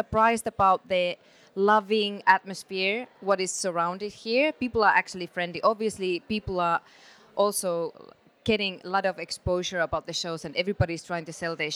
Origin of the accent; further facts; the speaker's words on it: Finland; I'm from Finland.